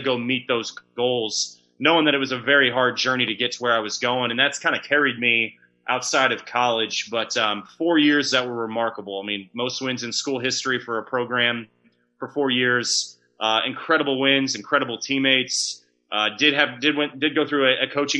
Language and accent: English; Kansas City, United States; growing up in Kansas City